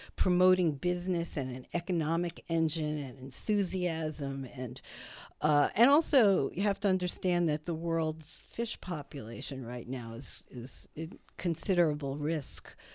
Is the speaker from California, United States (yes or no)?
no; Brooklyn, New York, United States; I grew up in Brooklyn